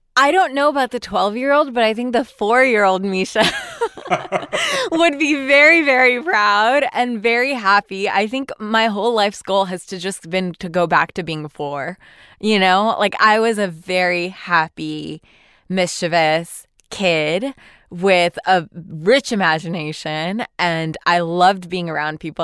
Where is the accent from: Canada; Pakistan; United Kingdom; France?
Pakistan; now in United States; as a Muslim woman born and raised in Pakistan